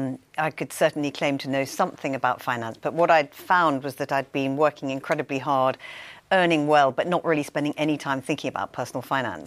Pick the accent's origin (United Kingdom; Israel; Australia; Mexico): United Kingdom; I'm British